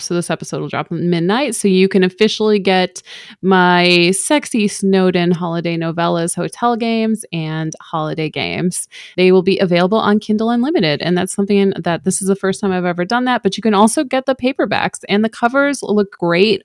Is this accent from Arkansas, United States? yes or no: no; Chicago suburbs, Illinois, United States; I'm from the Chicago Burbs